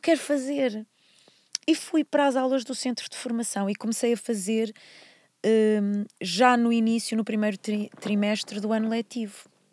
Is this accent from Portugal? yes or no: yes; Porto, Norte, Portugal; moved away as an adult; also born or lived in Vila Nova de Gaia; eu nasci no Porto, quer dizer, na verdade nasci no Hospital de Gaia, mas por um acaso, nasci, sou do Porto, vivi toda a minha vida no Porto até aos 18 anos.